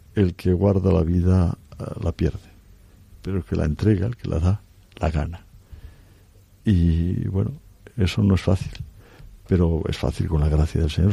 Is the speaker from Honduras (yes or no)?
no; Cantabria, Spain; moved away as an adult; also born or lived in Oviedo; now in Madrid, Spain; desde la bien aparecida en esa vocación de mi tierra